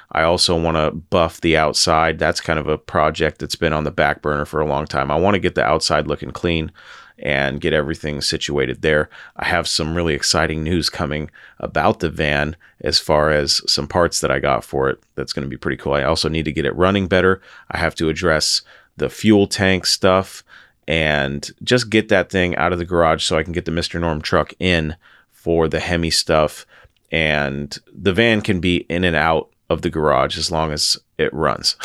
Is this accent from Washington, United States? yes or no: yes; Washington, United States; my home state of Washington